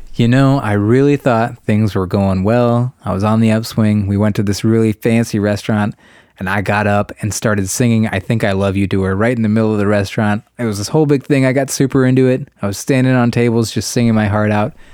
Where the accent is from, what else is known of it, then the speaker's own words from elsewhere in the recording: Ohio, United States; our home state of Ohio